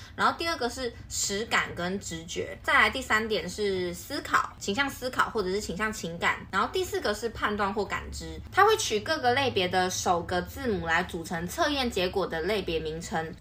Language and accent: Chinese; Taiwan; 像我们台湾人可能就会觉得说星座，会聊星座